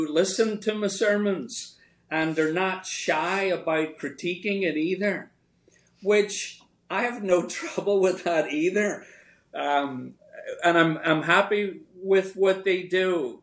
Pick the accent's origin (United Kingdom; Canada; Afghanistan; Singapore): United Kingdom; Northern Ireland; now in Richmond, United States; when I was growing up in Northern Ireland